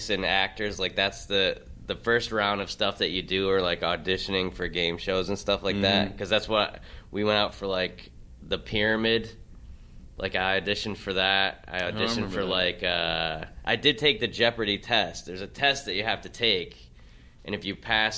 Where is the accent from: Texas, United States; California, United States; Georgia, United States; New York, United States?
New York, United States; Binghamton; I grew up in Binghamton, New York